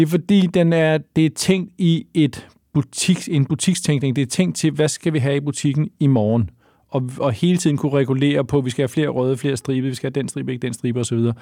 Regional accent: Lyngby, Capital Region of Denmark, Denmark; Jeg er født i, eller jeg voksede op i Lyngby

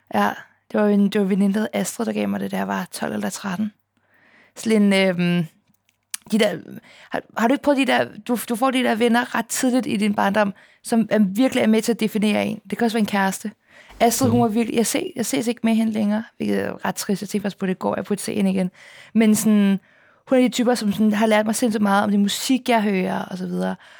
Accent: Copenhagen, Capital Region of Denmark, Denmark; jeg er opvokset på Østerbro, men det var dengang, det ikke var super fint

